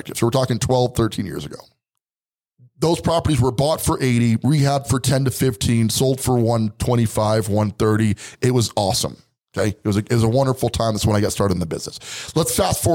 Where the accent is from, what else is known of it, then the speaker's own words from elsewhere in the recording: Colorado Springs, Colorado, United States; also born or lived in Brooklyn, New York; There's this neighborhood in Colorado Springs where I'm from, and we refer to it as Pikes Peak Park. But when I was a kid, we referred to it as the Hood